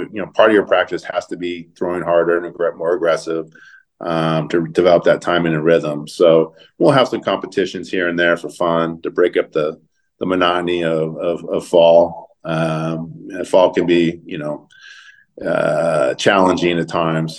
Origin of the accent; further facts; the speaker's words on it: Southern California, United States; also born or lived in Phoenix, Arizona; now in Eugene, United States; growing up in Southern California, uh, moving to the to the Northwest